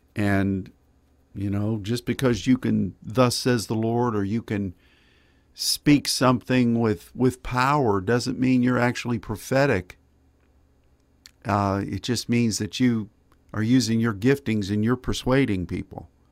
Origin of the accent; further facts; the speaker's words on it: United States; as an American and as a Christian